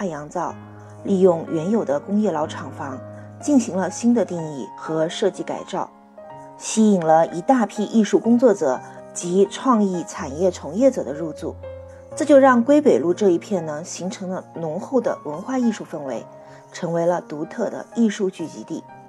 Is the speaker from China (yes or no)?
yes; Wuhan, Hubei, China; 武汉是我的家乡，武汉是新一线城市，